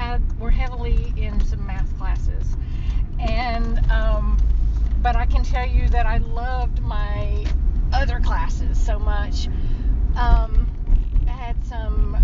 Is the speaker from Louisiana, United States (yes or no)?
yes; West Monroe, Louisiana, United States; I'm from West Monroe, Louisiana